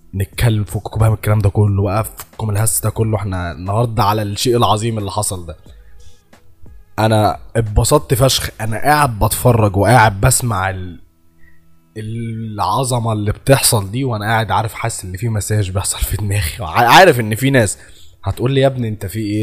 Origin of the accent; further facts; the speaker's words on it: Egypt; أنا مصري